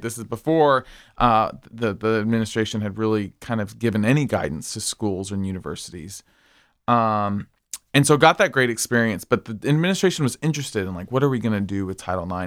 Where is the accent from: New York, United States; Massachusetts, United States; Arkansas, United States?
Arkansas, United States; Springdale; moved away as an adult; also born or lived in Philadelphia; now in Wilmington, Delaware, United States; I am from Springdale, Arkansas, also known as Chickendale.